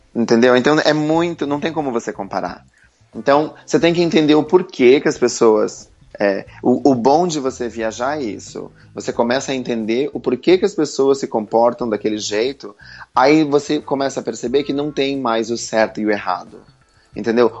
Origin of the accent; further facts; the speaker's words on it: Santa Catarina, Brazil; moved away as an adult; now in London, United Kingdom; eu sou de Santa Catarina, eu mudei para Londres aos 21 anos